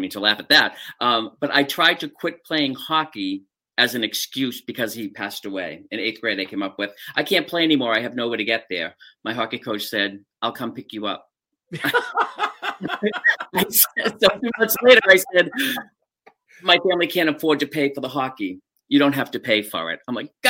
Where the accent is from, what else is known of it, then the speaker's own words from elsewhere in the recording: Quincy, Massachusetts, United States; Quincy, Mass.